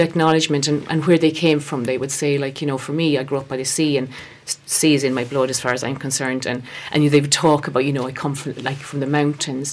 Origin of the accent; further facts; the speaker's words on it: West Galway, Connacht, Ireland; now in Feakle, Ireland; So I'm from Galway originally, born out in West West Galway. So I was born there, a uh, family of five.